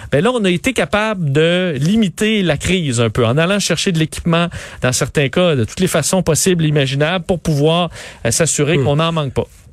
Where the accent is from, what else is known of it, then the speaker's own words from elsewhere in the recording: Quebec City, Quebec, Canada; je viens de Québec